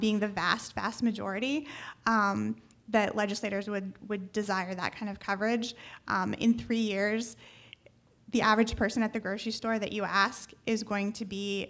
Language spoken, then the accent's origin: English; Ohio, United States; moved away; I'm from Ohio originally